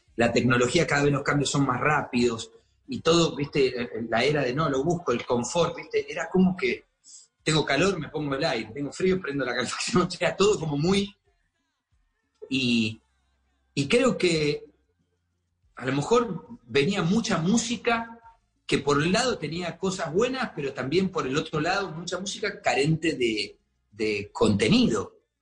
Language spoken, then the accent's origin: Spanish; Argentina; also born or lived in Colombia; now in Miami, United States